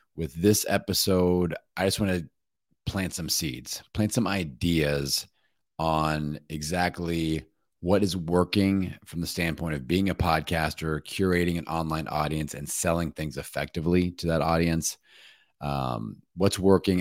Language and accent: English; Bloomington, Indiana, United States; my hometown in Bloomington, Indiana